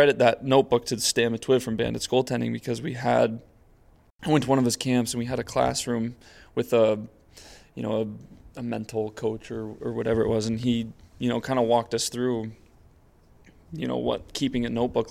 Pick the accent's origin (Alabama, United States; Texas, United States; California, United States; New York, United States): California, United States; San Diego; moved away; I was from San Diego